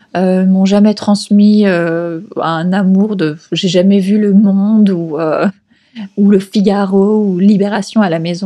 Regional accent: Paris region, Île-de-France, France; moved away as an adult; now in Lima, Peru; je suis française. j'ai grandi en région parisienne

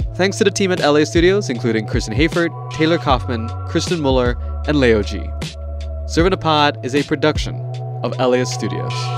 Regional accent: Malaysia; moved away; growing up in Malaysia

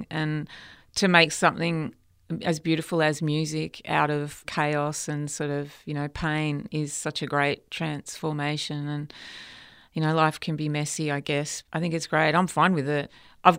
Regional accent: Melbourne, Victoria, Australia; I wasn't in my hometown of Melbourne

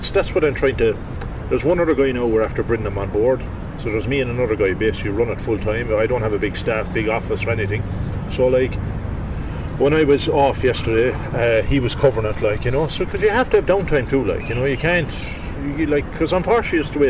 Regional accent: Youghal, Munster, Ireland; I'm from Youghal, and we got a local radio station, Community Radio Youghal

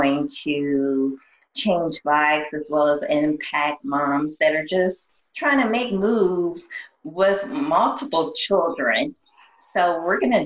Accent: East Coast, United States; I'm an East Coast girl

